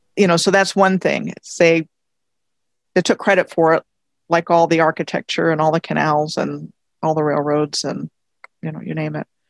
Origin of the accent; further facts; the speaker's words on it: Montgomery County, Maryland, United States; moved away as an adult; I grew up in Montgomery County, Maryland, um, graduated from high school there in 81